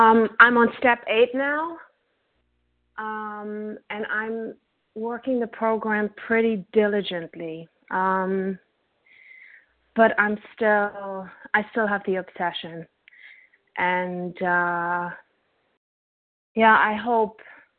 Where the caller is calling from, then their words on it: New York City, New York, United States; Hi, I'm calling from Brooklyn, New York.